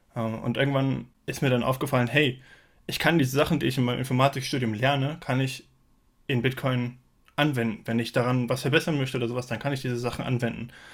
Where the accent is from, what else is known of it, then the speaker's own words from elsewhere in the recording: Frankfurt, Hesse, Germany; ich komme aus dem Raum Frankfurt